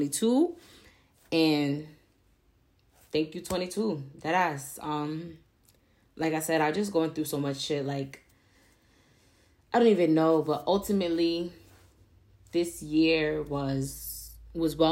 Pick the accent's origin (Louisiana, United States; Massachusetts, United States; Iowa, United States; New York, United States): New York, United States; New York City; moved away as an adult; now in Albany, United States; I was born and raised in Harlem, New York